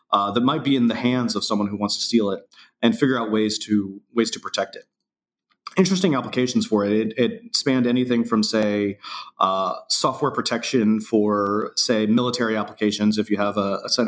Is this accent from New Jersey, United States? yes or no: no; Indiana, United States; now in San Francisco, United States; I grew up in Indiana, kind of a small town